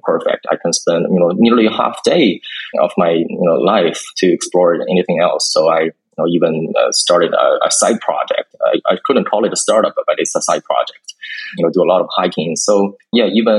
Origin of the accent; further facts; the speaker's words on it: China; moved away as an adult; also born or lived in United States; I was born and raised in China, and then I went to the U.S. for college